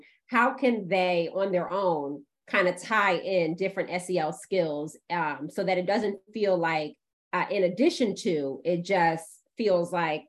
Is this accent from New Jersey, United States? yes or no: yes; Essex County, New Jersey, United States; I'm from Essex County, New Jersey